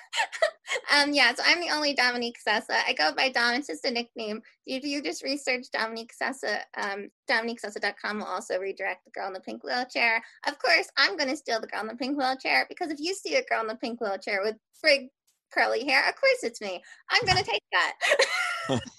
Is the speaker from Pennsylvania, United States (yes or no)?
yes; Philadelphia, Pennsylvania, United States; now in Eastern Shore, Maryland, United States; I'm originally not from a rural area, I'm from Philadelphia. So, I say Wooder.